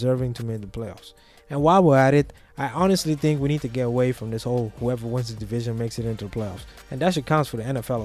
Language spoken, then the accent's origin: English; Curaçao; moved away; I grew up in Curaçao. I lived there for many years.